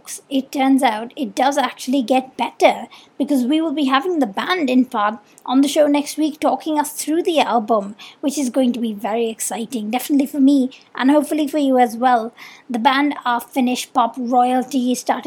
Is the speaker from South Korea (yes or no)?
no; India; accent: Indian; now in Mumbai, India; I'm Indian and I've been doing the show remotely from Mumbai this year